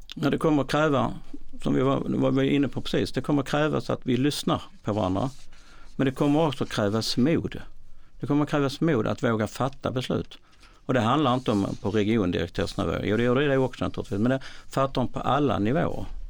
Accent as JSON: {"language": "Swedish", "town": "Malmö", "region": "Skåne", "country": "Sweden", "said": "Jag kommer från Malmö"}